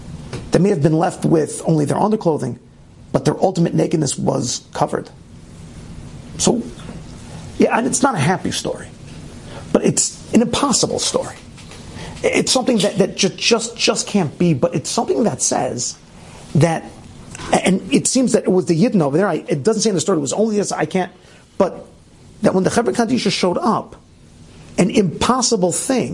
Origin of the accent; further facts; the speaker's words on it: Scotland, United Kingdom; born there; I was born in Scotland, and as I listened to the news, I felt connected to what had happened